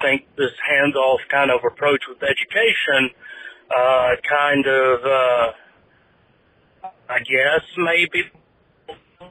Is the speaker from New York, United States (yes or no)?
no; Tennessee, United States; my home state is Tennessee. I grew up there, was educated there